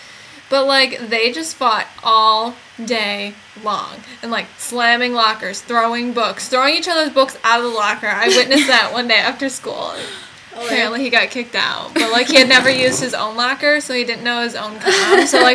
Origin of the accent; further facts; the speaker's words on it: Michigan, United States; We're from Michigan.